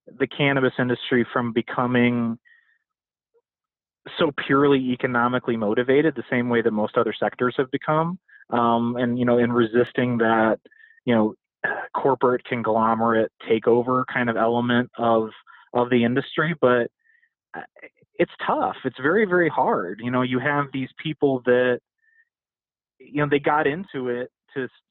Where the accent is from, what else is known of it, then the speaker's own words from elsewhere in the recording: Midwest, United States; I come from the Midwest. I come from the industrial, you know, formerly unionized Midwest